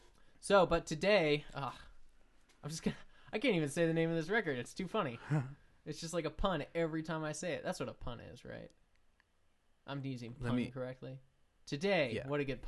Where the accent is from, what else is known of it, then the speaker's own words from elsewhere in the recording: Anaheim, California, United States; I grew up in Anaheim.